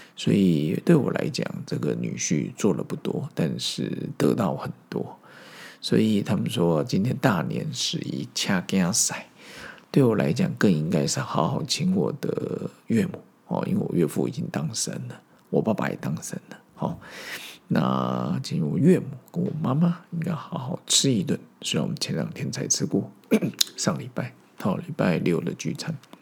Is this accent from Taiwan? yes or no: yes; Taiwan; also born or lived in Zhongli, Taoyuan, Taiwan; 小时候的我在中立市校长大， 后来搬到小里，然后在那边度过了我国小后半段， 国中、高中， 大学的时光